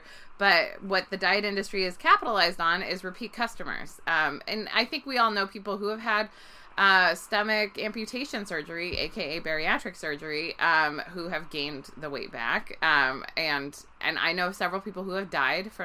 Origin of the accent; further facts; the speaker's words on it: Bay Area, California, United States; I grew up in the Bay Area in California